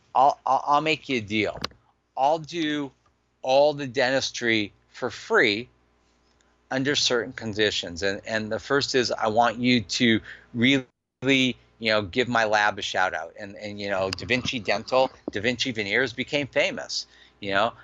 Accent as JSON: {"language": "English", "town": "Los Angeles", "region": "California", "country": "United States", "tie": "born or raised there", "said": "I grew up in Granada Hills."}